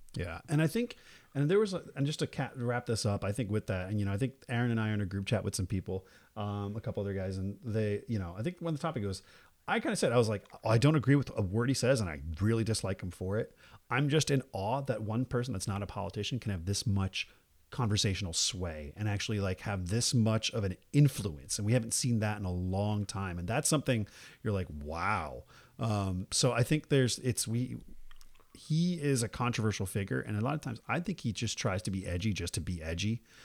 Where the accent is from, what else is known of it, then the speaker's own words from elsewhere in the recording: New Jersey, United States; now in California, United States; I grew up in New Jersey.